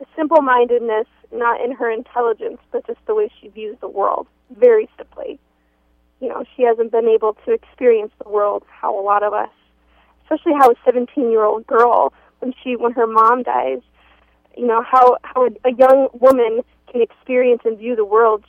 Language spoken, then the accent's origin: English; Minneapolis–Saint Paul, Minnesota, United States; we grew up in the Twin Cities